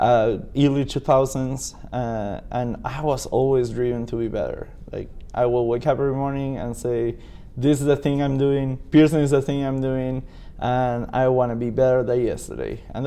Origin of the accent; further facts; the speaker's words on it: Buenos Aires, Argentina; English is a second language; now in Lafayette, United States; I'm a piercer from Buenos Aires, Argentina. I born in Buenos Aires, Argentina. I now live in Lafayette, California.